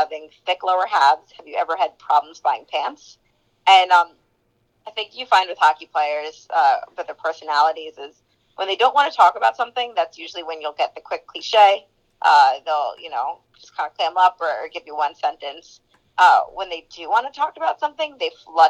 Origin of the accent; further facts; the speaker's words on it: New Jersey, United States; I grew up in New Jersey, but my dad's a New Yorker.